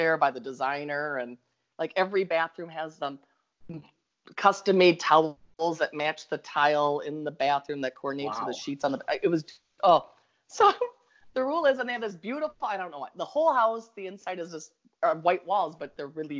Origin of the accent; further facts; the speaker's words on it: Minnesota, United States; accent: Minnesota; now in Florida, United States; my Minnesota accent